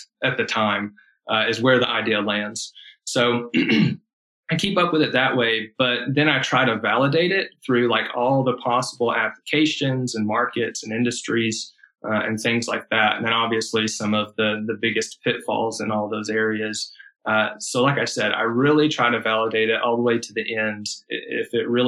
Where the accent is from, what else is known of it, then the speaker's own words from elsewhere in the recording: Atlanta, Georgia, United States; also born or lived in Charlotte, North Carolina; I grew up here in Georgia on the west side of Atlanta. And then in my early teen years, we moved up to the mountains in a small town